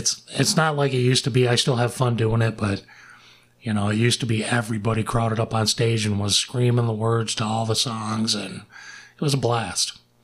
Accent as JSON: {"language": "English", "town": "Grand Blanc", "region": "Michigan", "country": "United States", "tie": "born or raised there", "said": "I grew up in Grand Blanc as well."}